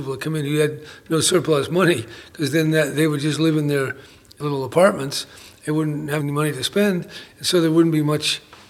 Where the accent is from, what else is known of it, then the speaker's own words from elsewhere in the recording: San Francisco, California, United States; As I experienced growing up in San Francisco in the 40s and the 50s